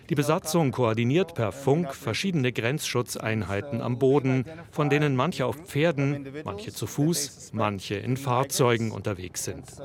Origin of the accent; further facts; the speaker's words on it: Maracaibo, Zulia, Venezuela; now in United States; ich komme aus